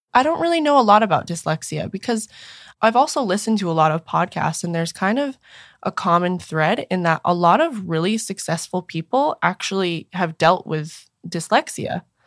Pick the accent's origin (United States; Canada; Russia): United States; Maine; Growing up in Maine